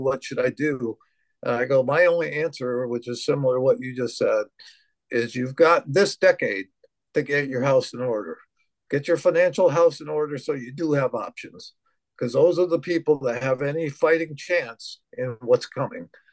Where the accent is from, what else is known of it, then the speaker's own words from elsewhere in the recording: United States; speaking as an American